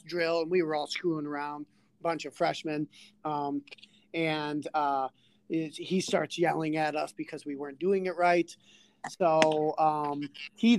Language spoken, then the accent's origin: English; Mayville, United States; I graduated from Mayville